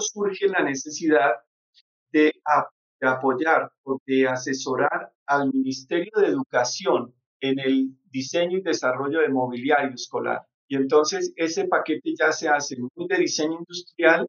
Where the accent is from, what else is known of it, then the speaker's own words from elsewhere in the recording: Colombia; moved away as an adult; now in Quito, Ecuador; yo soy colombiano residente en Quito, Ecuador, hace 20 años.